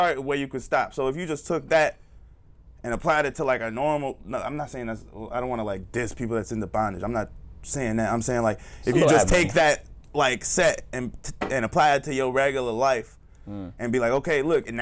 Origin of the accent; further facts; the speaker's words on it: the South, United States; I was raised in the South.